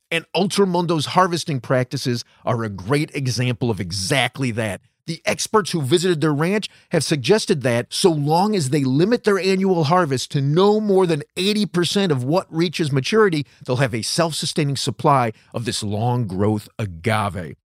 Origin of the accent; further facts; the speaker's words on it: West Virginia, United States; I'm from West Virginia